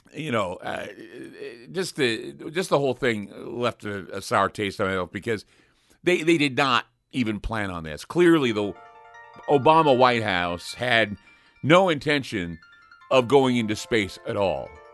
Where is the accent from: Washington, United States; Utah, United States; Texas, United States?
Utah, United States; I grew up in Utah where, you know, Morton Thiokol was, what, twenty miles away, thirty miles away